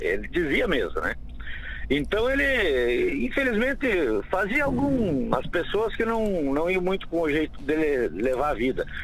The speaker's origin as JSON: {"language": "Portuguese", "town": "Santa Rosa", "region": "Rio Grande do Sul", "country": "Brazil", "tie": "born or raised there", "said": "eu sou cria de Santa Rosa, né? E eu lá morava muito próximo do CTG"}